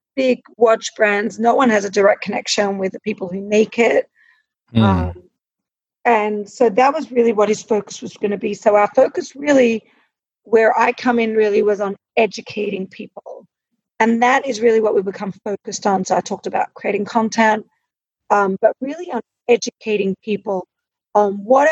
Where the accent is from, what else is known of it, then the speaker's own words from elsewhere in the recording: Australia; I grew up in Australia